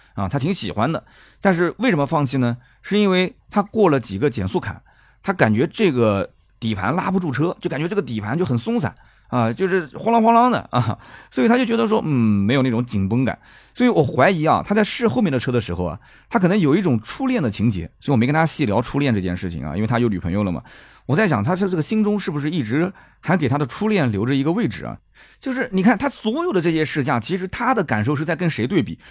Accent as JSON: {"language": "Chinese", "town": "Nanjing", "region": "Jiangsu", "country": "China", "accent": "Nanjing dialect", "said": "我们南京话讲就P二部配啊"}